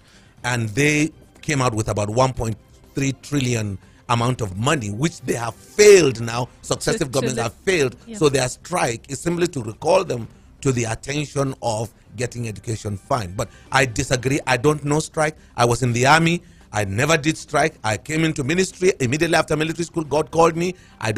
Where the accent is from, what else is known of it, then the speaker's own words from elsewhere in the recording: Plateau, Nigeria; I'm a Biron first before I'm a Nigerian